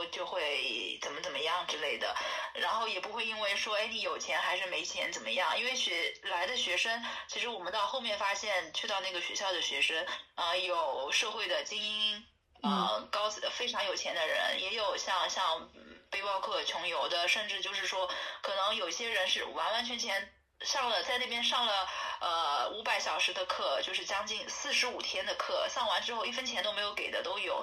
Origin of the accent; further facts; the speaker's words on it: China; 那个老师一听我是从中国来的，他说啊，你不用管钱，就是你直接来吧